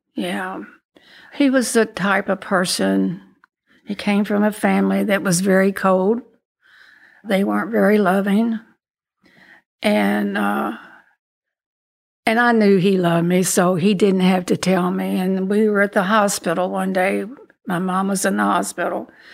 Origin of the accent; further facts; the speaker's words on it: Louisville, Kentucky, United States; also born or lived in Danville, Kentucky; when I was two, we came to Louisville, and I've been here ever since.